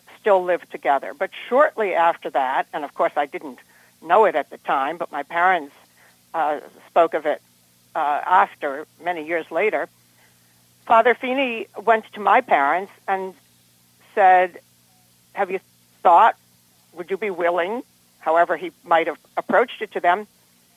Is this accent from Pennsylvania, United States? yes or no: no; Cambridge, Still River, Massachusetts, United States; There was a point in time when we moved from Cambridge up to Still River